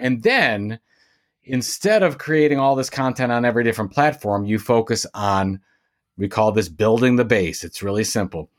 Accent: Sandusky, Ohio, United States; now in Cleveland, United States; I'm from Sandusky, Ohio, which is about an hour west of Cleveland. I live in Cleveland, Ohio today

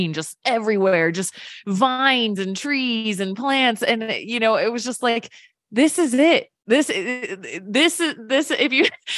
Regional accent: Virginia, United States; I grew up in Virginia

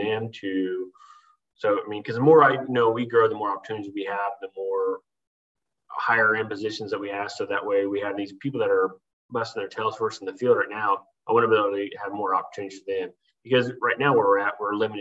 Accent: Oklahoma, United States; moved away as an adult; I was born in Oklahoma. I say born in Oklahoma and raised it overseas, because I spent a lot of years overseas with the military.

